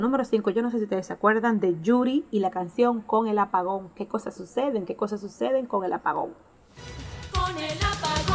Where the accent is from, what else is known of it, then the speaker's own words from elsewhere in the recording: San Pedro de Macorís, Dominican Republic; first language Spanish; Nosotros venimos de San Pedro de Macorís, un pueblo de República Dominicana